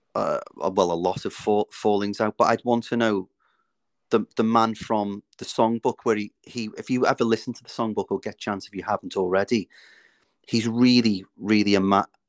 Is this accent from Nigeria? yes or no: no; Liverpool, North West England, United Kingdom; now in North Wales, United Kingdom; I'm originally from Liverpool. I now live in North Wales